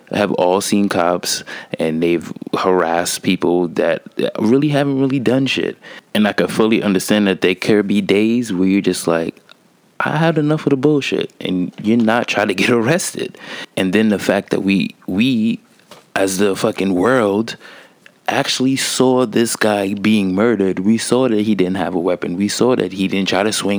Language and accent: English; New York, United States; I'm from New York